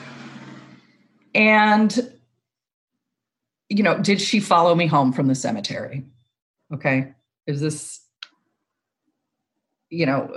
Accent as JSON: {"language": "English", "town": "Long Beach", "region": "California", "country": "United States", "tie": "born or raised there", "said": "I grew up in Long Beach."}